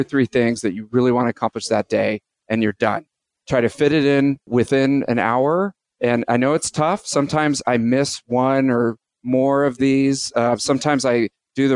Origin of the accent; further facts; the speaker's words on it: San Francisco, California, United States; I'm from San Francisco